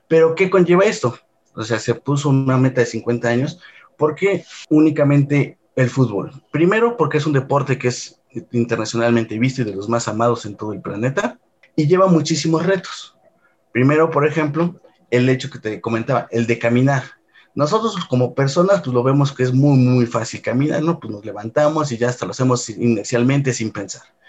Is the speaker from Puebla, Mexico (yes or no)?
yes; Puebla, Mexico; moved away as an adult; now in Mexico City, Mexico; yo soy originario de la ciudad de Puebla. Realmente toda mi vida la pasé allá